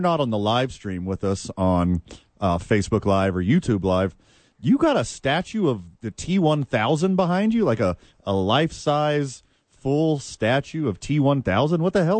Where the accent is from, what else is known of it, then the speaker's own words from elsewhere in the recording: the South, United States; I'm from the South. We wash our pans and re-season them.